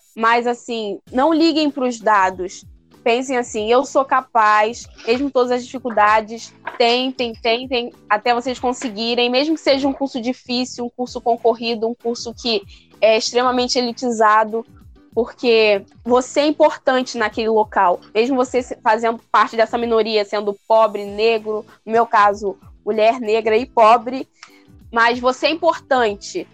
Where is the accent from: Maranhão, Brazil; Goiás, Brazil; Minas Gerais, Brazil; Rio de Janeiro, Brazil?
Rio de Janeiro, Brazil